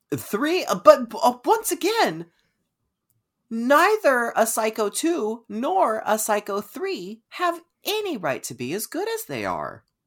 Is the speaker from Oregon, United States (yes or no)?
yes; Keizer, Oregon, United States; Oregon. It's my hometown. It's where I'm from